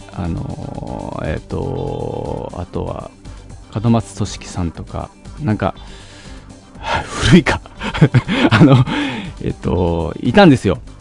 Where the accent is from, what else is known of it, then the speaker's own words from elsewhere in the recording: Fukuoka, Japan; now in Tokyo, Japan; 福岡出身なんであのソフトバンクホークスをめちゃくちゃ応援してて